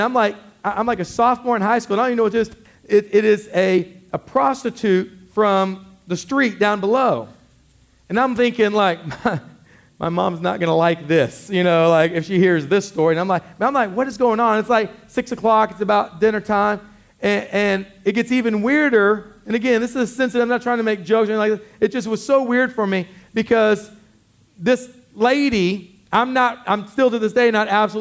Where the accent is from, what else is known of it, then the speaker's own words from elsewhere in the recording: Killeen, Texas, United States; I grew up in Killeen